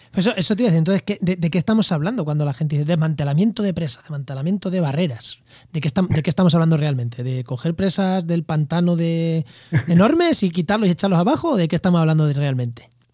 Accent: Albacete, Castilla-La Mancha, Spain; moved away; also born or lived in Jaén; en Albacete, en mi tierra

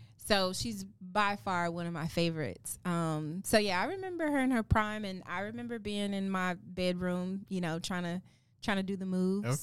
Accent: Oklahoma City, Oklahoma, United States; moved away; I grew up in Oklahoma City

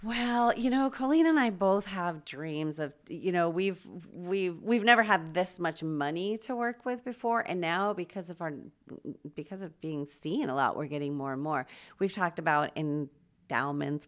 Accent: Los Angeles, California, United States; moved away as an adult; also born or lived in Chicago / Wyoming / Palm Springs / San Francisco; now in Spokane, United States; I grew up mostly in Los Angeles

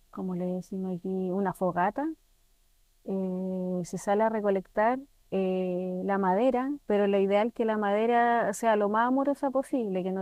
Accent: Santiago, Santiago Metropolitan Region, Chile; moved away as an adult; now in Pucón, Chile; Sí, yo ah, vengo de Santiago.

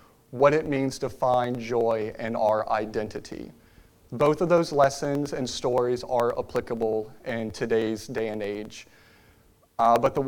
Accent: Richmond, Virginia, United States; moved away as an adult; now in Lynchburg, United States; my wife and I, we are both originally from Richmond, Virginia, and we have called Lynchburg, Virginia home for the last 10 years

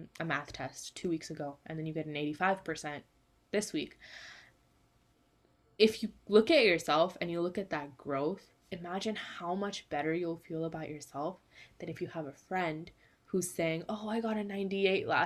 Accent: California, United States; I am from California in the United States.

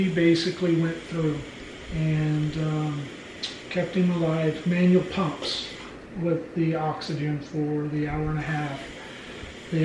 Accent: Oklahoma, United States; we're from Oklahoma

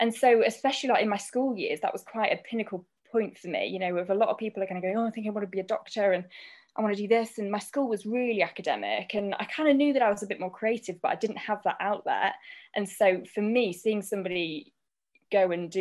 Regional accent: Grimsby, Yorkshire and the Humber, United Kingdom; I'm born and bred in Grimsby

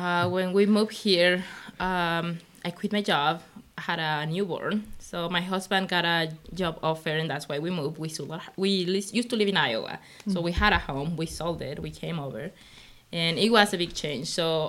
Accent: Mexico; now in Springfield, United States; I'm originally from Mexico.

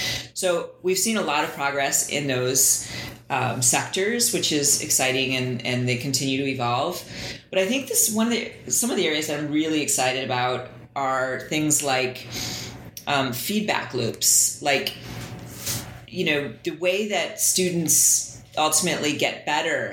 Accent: Glen Ellyn, Illinois, United States; also born or lived in Chicago, Illinois; I grew up outside of Chicago in a suburb called Glen Ellen, western suburb

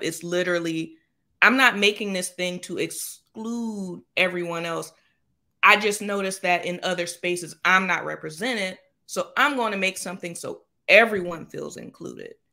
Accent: Jacksonville, Florida, United States; I happen to be home in my hometown of Jacksonville, Florida now

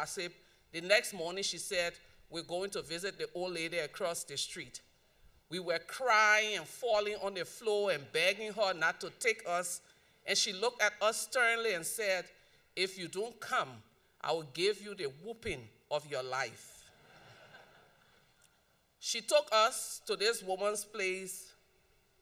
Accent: Liberia; So growing up in Liberia, we live in a community that was like a village, even though it was in the city.

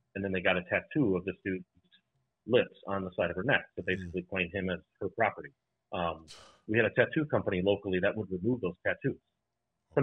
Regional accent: Irving, Texas, United States; now in Wisconsin, United States; I grew up in Irving, Texas

